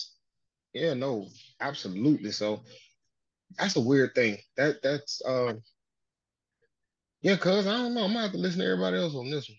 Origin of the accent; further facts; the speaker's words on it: the South, United States; I was raised in the South